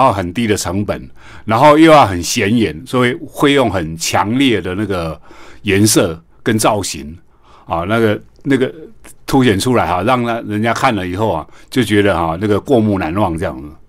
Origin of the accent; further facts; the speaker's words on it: Taiwan; 像我们台湾哈